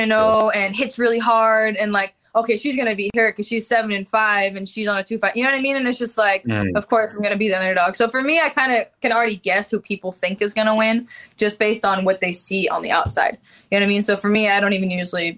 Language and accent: English; Honda Center area, California, United States; I'm in my hometown